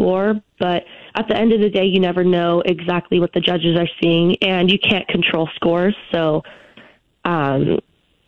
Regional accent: Elk Grove, California, United States; moved away as an adult; now in Boise, United States; I am originally from Elk Grove, California

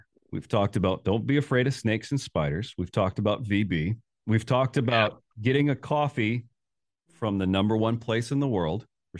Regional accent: United States; accent: American; Even with my American accent?

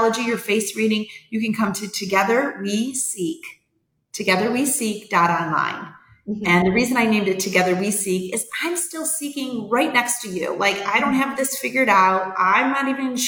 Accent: New York, United States; also born or lived in Atlanta / California; now in Vermilion, United States; I grew up in New York

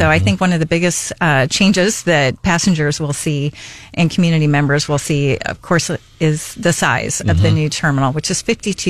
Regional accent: Arizona, United States; moved away as an adult; now in Missouri, United States; I actually was born and raised in Arizona and worked in northern Arizona before coming here. But I actually, as far as my family goes, I'm the only one that was born in Arizona.

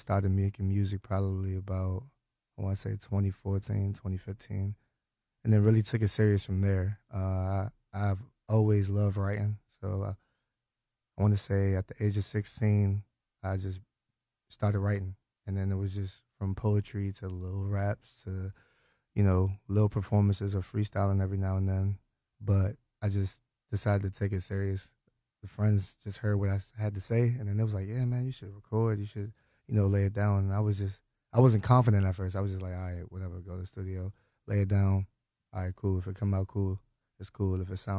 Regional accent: Hyattsville, Maryland, United States; now in Springdale, United States; I'm from Hyattsville, Maryland. I live in Springdale now.

